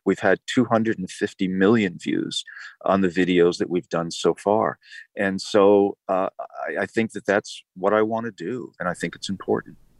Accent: New England, United States; when I was growing up in New England

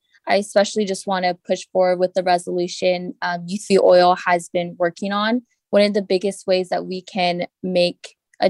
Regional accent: Florida, United States; Well, I grew up in South Florida, and I was actually born during the 2005 hurricane season.

